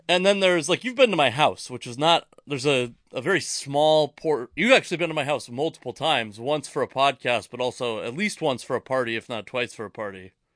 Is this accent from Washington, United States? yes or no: yes; Tacoma, Washington, United States; also born or lived in Federal Way; I was born in Tacoma